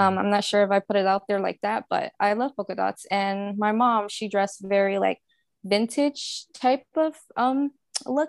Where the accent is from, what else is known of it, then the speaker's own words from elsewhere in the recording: New Orleans, Louisiana, United States; moved away as an adult; now in Houston, United States; I live in Houston, and I've been here since, uh, Katrina, 'cause I'm actually from New Orleans